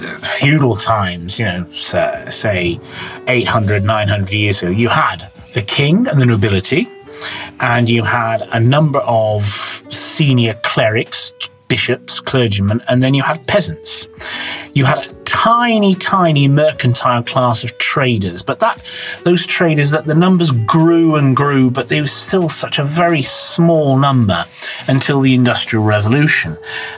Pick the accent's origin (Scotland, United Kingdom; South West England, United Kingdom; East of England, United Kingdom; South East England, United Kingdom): South West England, United Kingdom; Bath; Yeah, I would say middle class is more of a state of mind rather than actually the size of your bank balance. It's to do with aspiration. In my case, my parents weren't particularly well off.